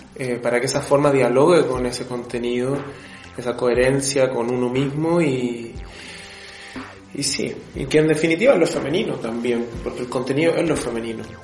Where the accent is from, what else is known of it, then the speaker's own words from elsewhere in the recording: Chile; yo soy de Chile